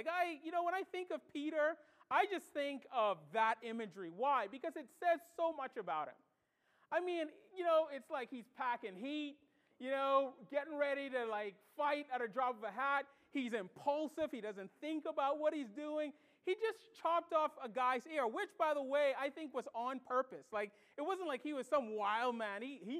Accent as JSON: {"language": "English", "country": "Bahamas", "said": "With their accent, and I'm from the Bahamas. I don't have much of an accent anymore."}